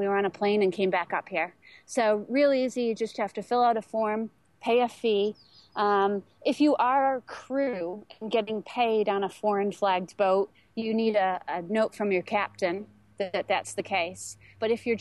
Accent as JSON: {"language": "English", "region": "New York", "country": "United States", "moved": "yes", "said": "I'm from New York State"}